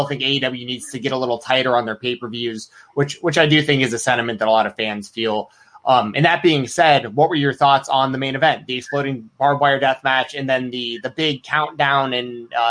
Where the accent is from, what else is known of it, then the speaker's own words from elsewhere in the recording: Atlanta, Georgia, United States; I grew up in Atlanta.